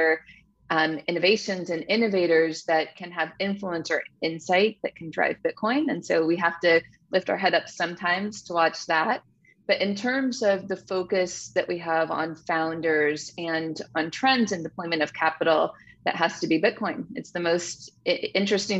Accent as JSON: {"language": "English", "area": "Silicon Valley, Bay Area", "region": "California", "country": "United States", "tie": "born or raised there", "said": "I grew up in Silicon Valley"}